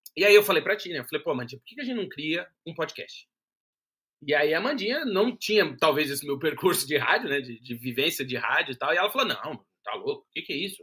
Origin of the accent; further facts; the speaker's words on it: Brazil; moved away as an adult; now in Portugal; a gente é brasileiro, morou no Brasil